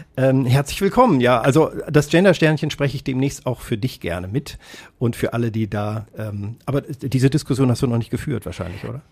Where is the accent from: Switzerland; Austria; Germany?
Germany; Kassel, Hesse; das Krankenhaus, in dem ich in Kassel geboren äh, worden bin, wurde nach mir geschlossen